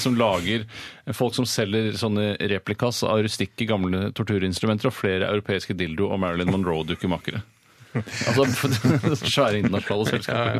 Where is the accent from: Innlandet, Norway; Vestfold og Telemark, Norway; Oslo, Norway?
Oslo, Norway; moved away; also born or lived in Haugenstua; jeg kommer fra Holmlia